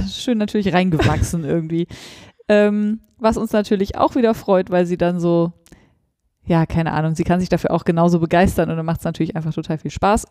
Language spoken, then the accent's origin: German; Northern Germany, Germany; bei uns in Norddeutschland